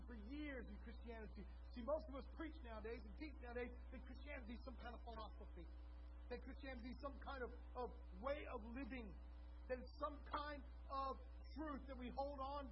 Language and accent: English; Texas, United States; we're from Texas, so when we say cattle, we often think of longhorns